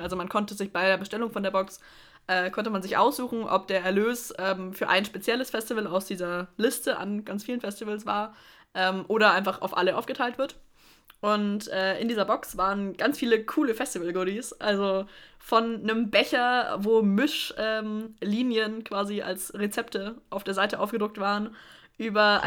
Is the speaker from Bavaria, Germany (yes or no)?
yes; Middle Franconia, Bavaria, Germany; ich komme nicht aus Stuttgart, ich komme aus Mittelfranken.